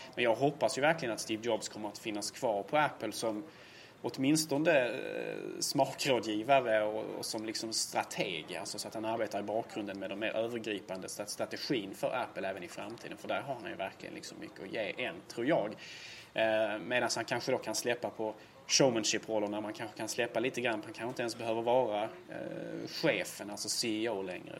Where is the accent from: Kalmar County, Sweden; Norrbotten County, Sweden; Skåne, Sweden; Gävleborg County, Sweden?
Skåne, Sweden; Helsingborg; I min hemstad Helsingborg